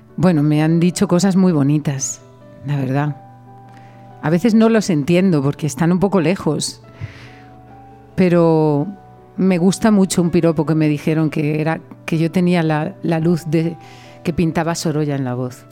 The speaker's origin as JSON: {"language": "Spanish", "town": "Yecla", "region": "Region of Murcia", "country": "Spain", "tie": "born or raised there", "also_born_or_lived": "Paris / Valencia", "moved": "as an adult", "said": "yo nací en París, pero toda mi familia es de Yecla, de un pueblo de Murcia. Y yo me crié realmente en Yecla"}